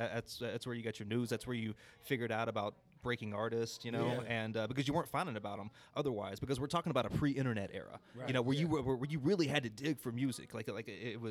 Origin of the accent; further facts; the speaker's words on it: Chattanooga, Tennessee, United States; So I grew up in Chattanooga, and there was a college station there for Chattanooga State.